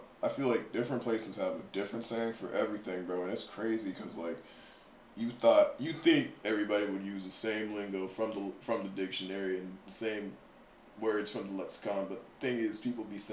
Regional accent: Lafayette, Louisiana, United States; I'm from Lafayette, Louisiana.

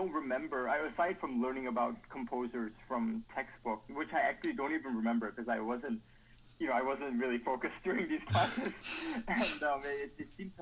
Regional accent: South Korea; moved away; growing up in Korea

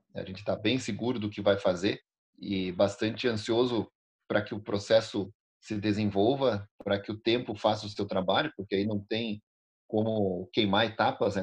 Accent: Alegrete, Rio Grande do Sul, Brazil; moved away as an adult; now in Bento Gonçalves, Brazil; eu não nasci aqui em Bento Gonçalves, eu nasci no Alegrete, na fronteira do Rio Grande do Sul com a Argentina

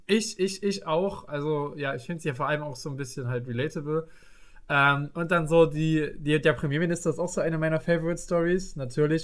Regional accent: East Germany, Germany; bei uns im Osten

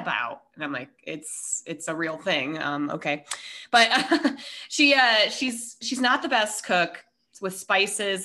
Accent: Minnesota, United States; I was born in Minnesota

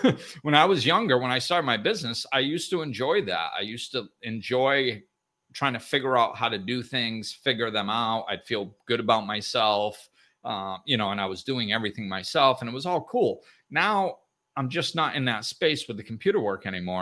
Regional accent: Northeast, United States; I grew up in the Northeast

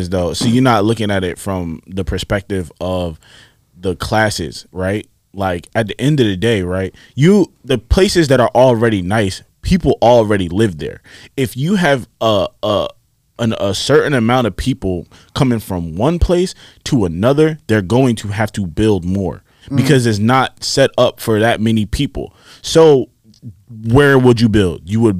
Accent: Nigeria; I'm Nigerian, that would explain why my eyes always red.

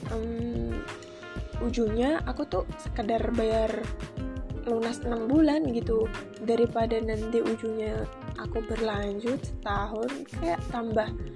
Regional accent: Kudus, Central Java, Indonesia; moved away as an adult; now in Yogyakarta, Indonesia; Aku berasal dari kota Kudus, Jawa Tengah

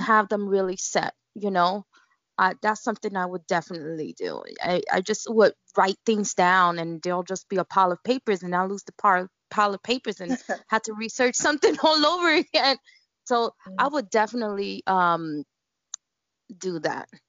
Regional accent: New York City, New York, United States; I grew up in Bushwick, Brooklyn, and in Bushwick we just incorporate everything

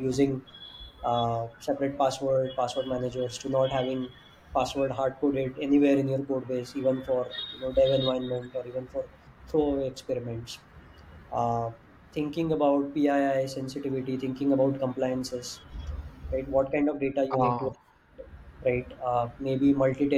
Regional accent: India; as an Indian, Indian startup

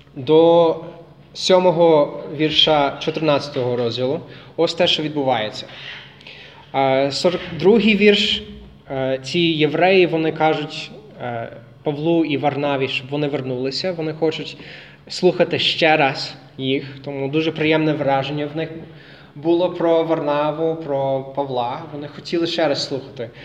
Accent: United States; Ukrainian is a second language; now in Lviv, Ukraine; я американець е, з Америки

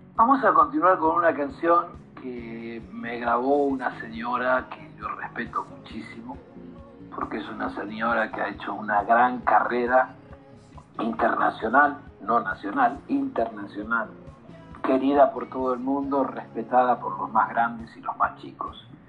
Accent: Argentina; soy argentino

